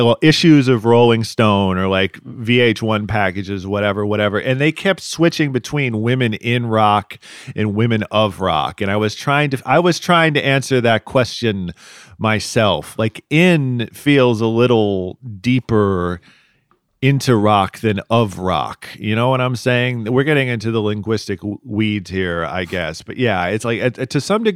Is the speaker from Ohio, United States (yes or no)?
yes; Cleveland, Ohio, United States; now in Columbus, United States; I'm from the Cleveland area